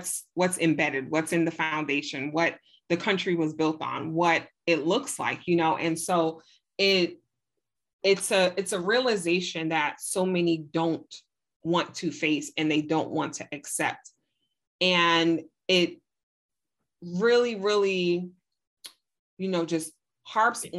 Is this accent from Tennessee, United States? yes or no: no; New York City, New York, United States; I'm from Brooklyn, New York. And in the 80s, Brooklyn, New York, it was a huge crack epidemic. And the people in my community, they were Black and brown